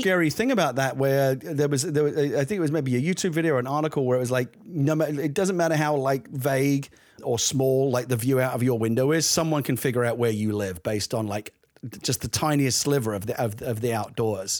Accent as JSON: {"language": "English", "region": "London", "country": "United Kingdom", "tie": "born or raised there", "said": "I grew up in the East End of London"}